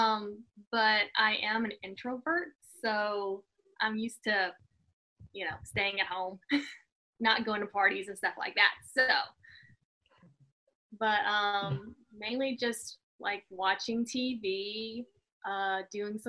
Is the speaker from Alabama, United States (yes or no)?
yes; Alabama, United States; moved away as an adult; now in Atlanta, United States; I mainly grew up just doing theater. There's not really film in Alabama